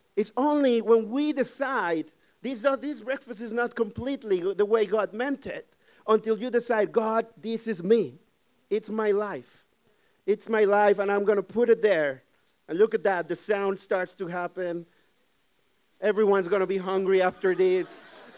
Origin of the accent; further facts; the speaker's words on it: Mexico; English is a second language; now in Netherlands; I'm, I'm from Mexico. I, I always say it. I'm from Mexico